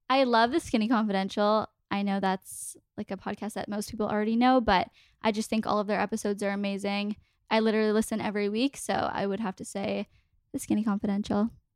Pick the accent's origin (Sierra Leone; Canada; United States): Canada; Toronto, Ontario; We're both from Toronto